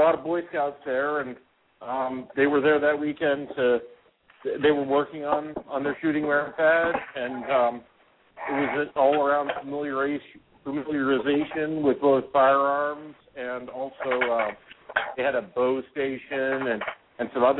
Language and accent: English; Western Pennsylvania, United States; I'm from Western PA